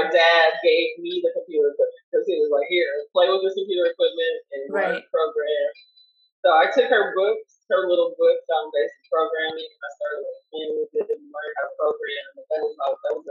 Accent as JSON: {"language": "English", "region": "Kansas", "country": "United States", "tie": "born or raised there", "moved": "as an adult", "lives_now": "Los Angeles, United States", "said": "I was born in Kansas. And so, my family back in Kansas was like, no, you don't want to be a part of that life"}